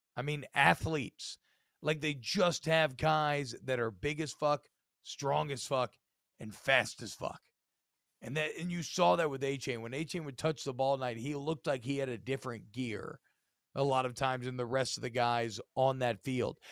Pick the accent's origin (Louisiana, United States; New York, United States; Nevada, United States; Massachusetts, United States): Louisiana, United States; Baton Rouge; I'm from Baton Rouge